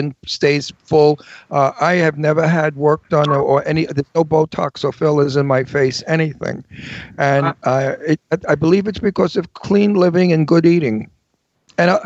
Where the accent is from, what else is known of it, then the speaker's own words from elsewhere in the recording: New York City, New York, United States; also born or lived in Garden City, Long Island; now in Palm Springs, United States; where I was raised in Brooklyn